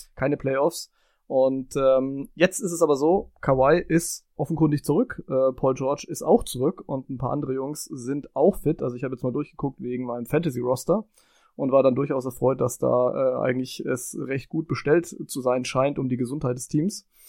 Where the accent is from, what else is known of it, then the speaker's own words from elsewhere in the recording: Franconia, Bavaria, Germany; ich bin ja Franke